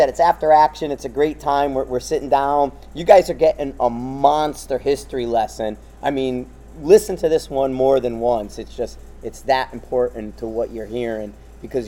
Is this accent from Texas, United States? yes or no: no; Bridgeport, Connecticut, United States; I come from Bridgeport